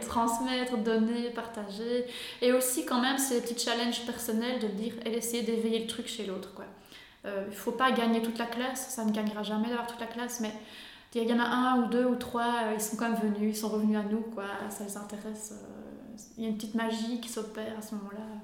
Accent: Belgium; je viens d'Urbouy, une petite commune

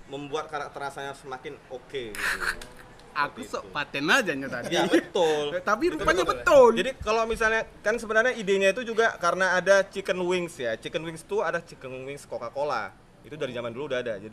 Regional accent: Medan, North Sumatra, Indonesia; sama orang Medan aku orang Medan yang gitu.

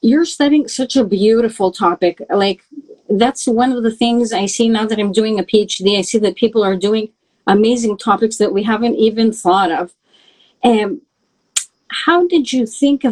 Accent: Canada; I grew up in Canada

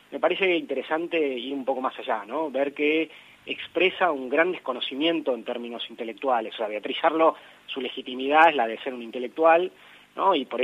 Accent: Argentina

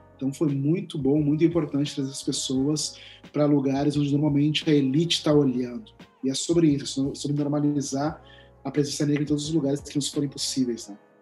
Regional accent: Porto Alegre, Rio Grande do Sul, Brazil; na cidade de onde eu sou, Porto Alegre

